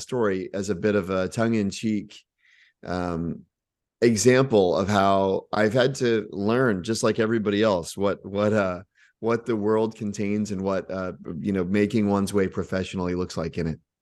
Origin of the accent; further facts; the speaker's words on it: Texas, United States; also born or lived in Oklahoma; grew up in Texas